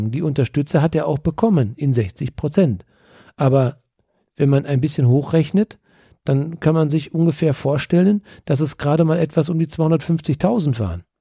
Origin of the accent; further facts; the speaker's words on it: Turkey; ich kann auch ganz selbstbewusst sagen, ich bin Türke, aber ich lebe, ich bin nicht Deutsch, ich bin Türke, aber ich bin für Demokratie.